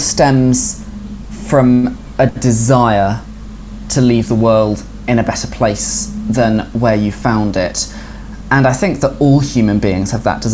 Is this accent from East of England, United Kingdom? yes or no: no; Bristol, South West England, United Kingdom; also born or lived in Colchester, Essex; I grew up in Bristol